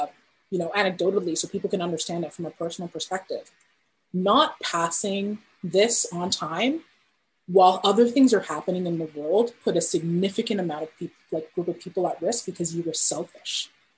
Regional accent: Ghana; now in Canada; I'm Ghanaian Canadian. So I have roots in Ghana, and I'm very connected to what's happening in my home country.

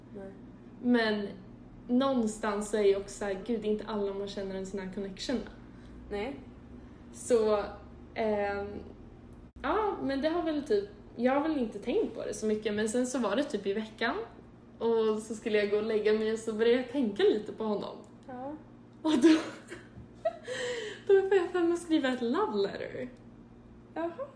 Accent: Sweden; now in Chicago, United States; bodde jag hemma i Sverige ett år

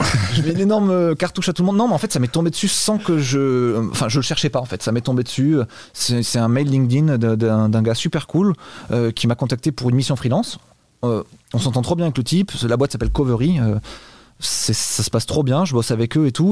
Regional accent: Bordeaux, Nouvelle-Aquitaine, France; now in Malaga, Spain; Je viens de Bordeaux

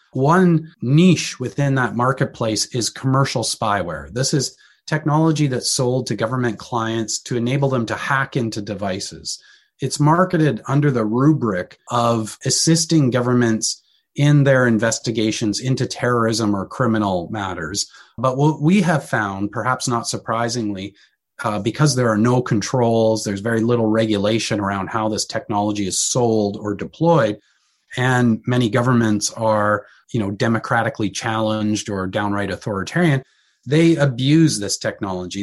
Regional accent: Canada; being Canadian, located in Canada

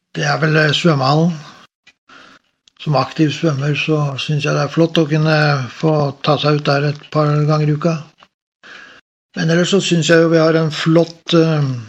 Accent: Oslo, Norway; moved away as an adult; now in Stavanger, Norway; Jeg er født og oppvokst i Oslo og kom til Stavanger i 1988

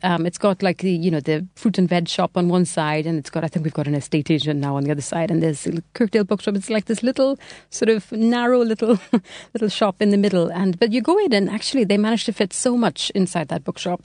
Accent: Trinidad & Tobago; moved away as an adult; now in England; I'm from Trinidad originally. So, um, yeah, so I was born there and I lived there until I was 18.

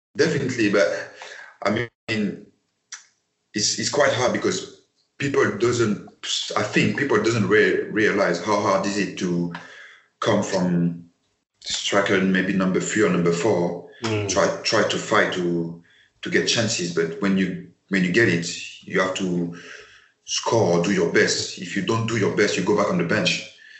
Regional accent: Paris, Île-de-France, France; English is a second language; moved away as an adult; I come from Paris

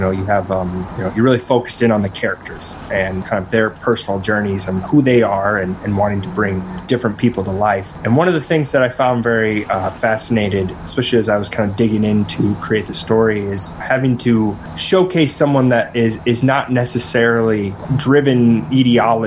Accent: South Dakota, United States; I grew up in my home state of South Dakota, in the Midwest

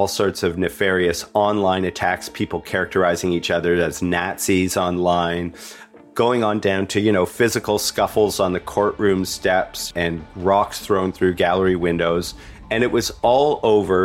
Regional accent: Canada; growing up in Canada

